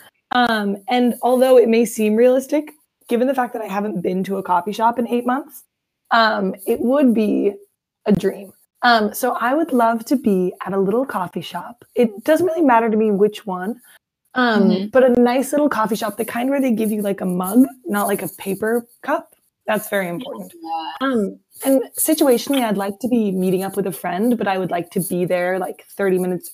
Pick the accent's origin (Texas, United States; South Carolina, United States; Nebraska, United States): Nebraska, United States; Omaha; moved away as an adult; now in Minneapolis, United States; I am originally from Omaha, Nebraska, which is right in the middle of the country